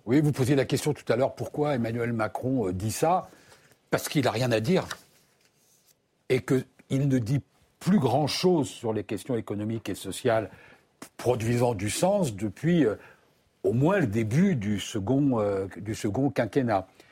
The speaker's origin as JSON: {"language": "French", "country": "France", "said": "chez nous en France"}